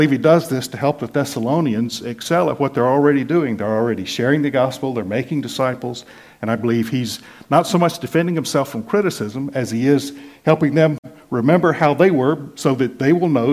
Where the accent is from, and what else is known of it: United States; born or raised there; moved away as an adult